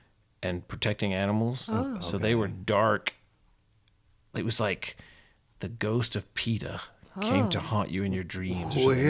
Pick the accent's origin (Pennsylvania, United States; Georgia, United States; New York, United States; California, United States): Georgia, United States; Atlanta; I mean, I'm from Atlanta, you know, where we did all this fancy stuff. And we were just so good.